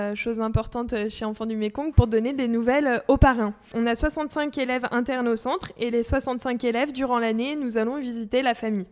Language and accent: French; France